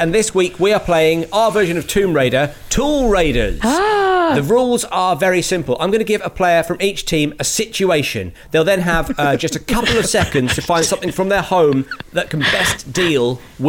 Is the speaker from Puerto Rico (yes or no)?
no; United Kingdom; It got took in all of the things that we, you know, that we love and hate about being British.